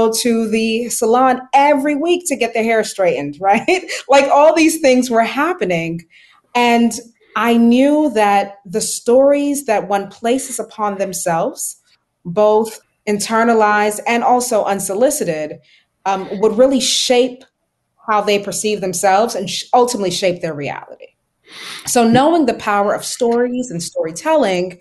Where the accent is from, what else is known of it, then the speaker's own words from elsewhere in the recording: Miami, Florida, United States; growing up in Little Haiti was considered a bad thing.